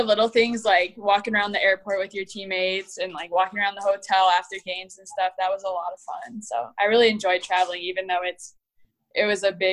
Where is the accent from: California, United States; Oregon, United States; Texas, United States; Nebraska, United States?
Nebraska, United States; Blair; I'm from Blair, so it's like a half hour north of Omaha.